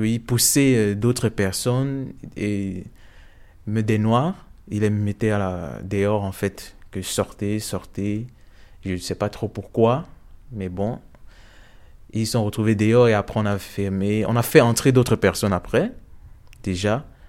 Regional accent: Cameroon; moved away as an adult; also born or lived in Odessa, Ukraine; now in Brussels, Belgium; je suis originaire du Cameroun

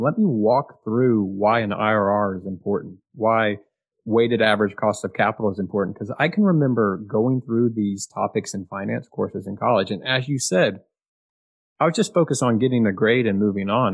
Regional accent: Austin, Texas, United States; growing up in Austin, like I did

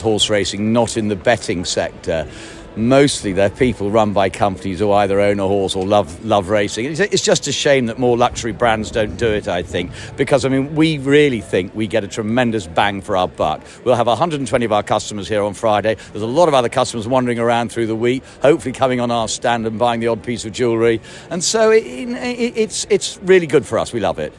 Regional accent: Bangor-on-Dee, Wales, United Kingdom; also born or lived in Haydock, North West England; I was brought up at Bangor on Dee because I come from that part of the world, uh, and then ancient Haydock in the northwest

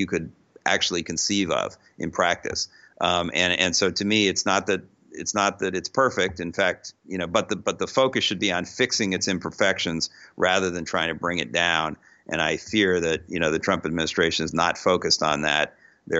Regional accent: United States; I'm an American

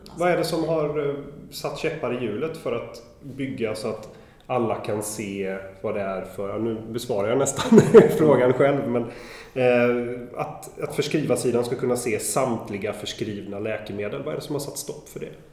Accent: Sweden; blir man ju stolt som svensk

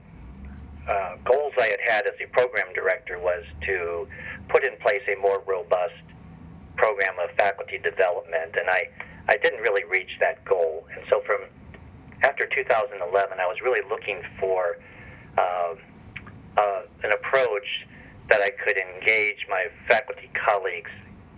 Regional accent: Minneapolis, Minnesota, United States; also born or lived in Cincinnati, Ohio / Ann Arbor, Michigan / Chapel Hill, North Carolina / Rochester, New York; now in Winston-Salem, United States; I was born and raised in Minneapolis, Minnesota, before my family moved to Cincinnati, Ohio

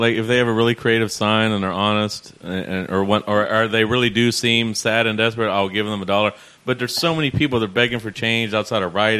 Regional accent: Fairfax, Virginia, United States; We never really saw any in Fairfax, but we would go down skating in D.C. all the time.

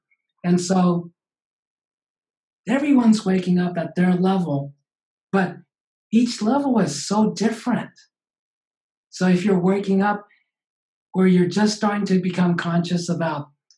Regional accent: Japan; I grew up in Japan, of course, and in our little neighborhood, two houses down was

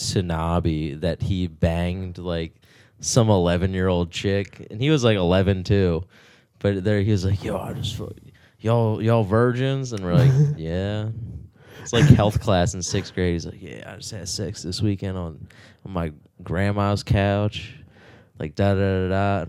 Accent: Rodgers Forge, Maryland, United States; I grew up in Rogers Forge

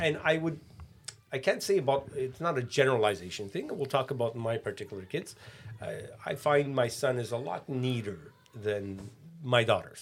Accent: Canada; we grew up in Canada

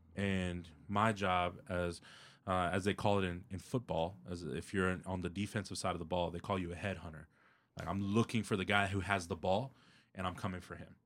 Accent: Houston, Texas, United States; born and raised in Southwest Houston

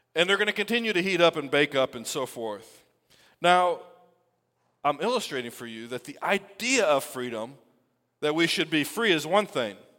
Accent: United States; we celebrate our freedom as an American people

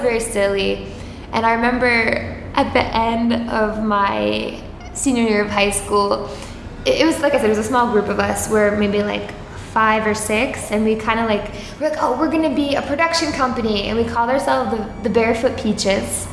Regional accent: Suffolk County, Long Island, New York, United States; also born or lived in Boston; I'm from Suffolk County, which is more like the middle to the east part of the island.

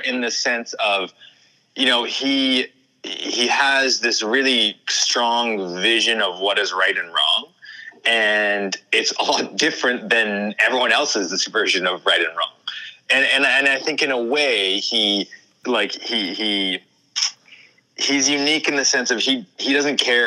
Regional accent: Kelowna, British Columbia, Canada; I grew up in Kelowna

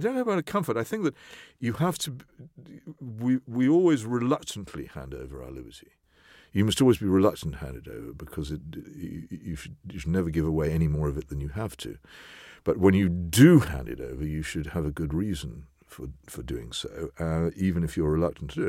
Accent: England, United Kingdom; It's part of being English, as far as I'm concerned. I couldn't be anything else

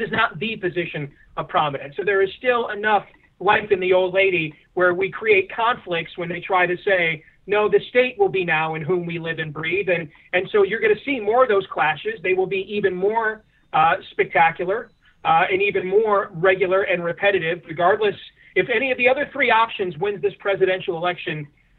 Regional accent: New York, United States; also born or lived in Boston; because I live on the East Coast and I'm from New York and Boston and I went to St. Anthony's, I'm Catholic.

